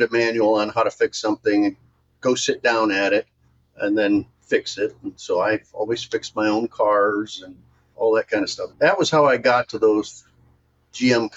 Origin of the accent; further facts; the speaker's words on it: Michigan, United States; I was born and raised in Michigan